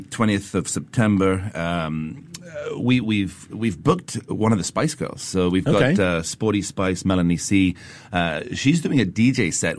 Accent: United Kingdom; I'm British

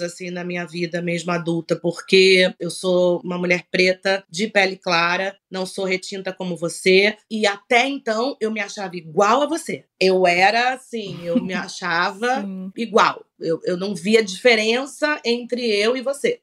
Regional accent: Rio de Janeiro, Brazil; also born or lived in Salvador, Bahia; Eu me sou uma, uma soteropolitana, me sinto, sou nascida no Rio, mas me sinto baiana

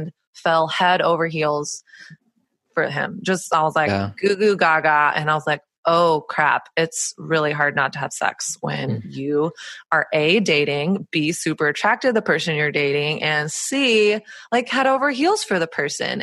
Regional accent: Texas, United States; born or raised there; moved away as an adult; also born or lived in Southern California; now in New York City, United States

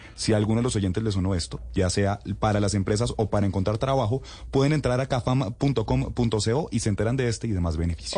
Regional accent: Bogotá, Colombia; yo sí soy bogotano orgulloso

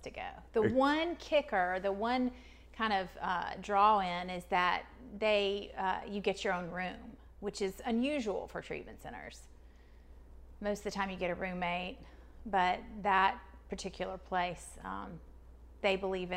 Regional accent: Statesboro, Georgia, United States; I was born in Statesboro, Georgia

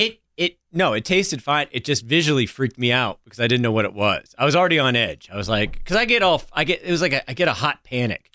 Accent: the South, United States; as a Southerner

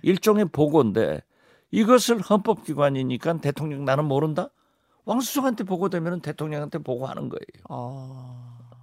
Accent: Haenam, Jindo, Wando, South Jeolla, South Korea; 제 고향을 해남 진도 완도를

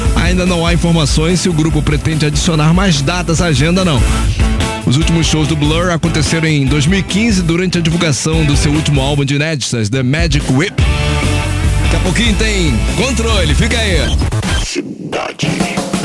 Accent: Rio de Janeiro, Brazil; eu sou do Rio de Janeiro, Brasil, América do Sul, planeta Terra

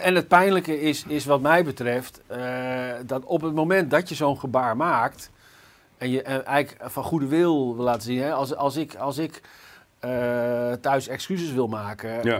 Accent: Zutphen, Gelderland, Netherlands; Ik kom zelf bijvoorbeeld uit Zutphen

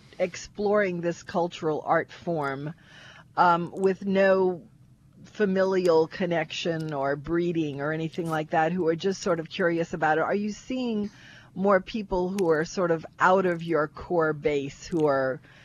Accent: Kenner, Louisiana, United States; I'm from Kenna.

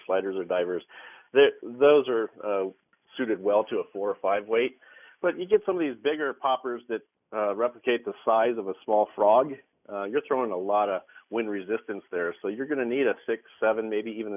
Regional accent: Midwest, United States; moved away; I grew up in the Midwest, and we had a farm pond on our property

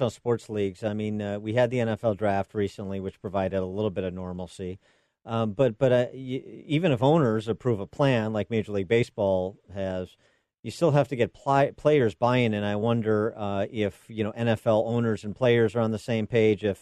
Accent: Illinois, United States; the timeline that my home state of Illinois is on

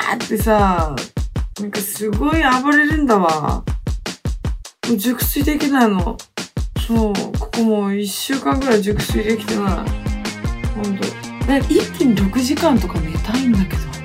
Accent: Hokkaido, Japan; moved away as an adult; also born or lived in Okinawa; 地元の北海道にね、やっと帰ってきました

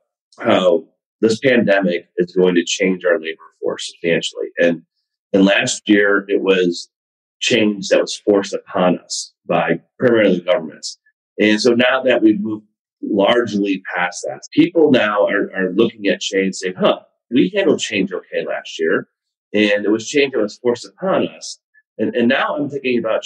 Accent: Buffalo, New York, United States; also born or lived in Cleveland, Ohio / Ohio State; I was born in Cleveland. I went to high school in Buffalo, in a small town in Buffalo

